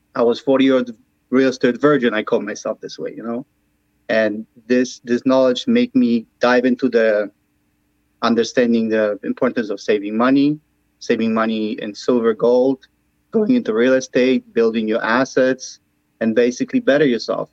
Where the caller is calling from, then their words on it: Chicago, Illinois, United States; I'm calling from Chicago